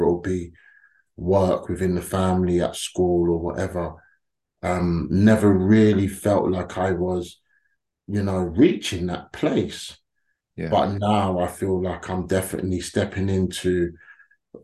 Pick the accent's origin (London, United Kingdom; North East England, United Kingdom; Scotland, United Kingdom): London, United Kingdom; us black Londoners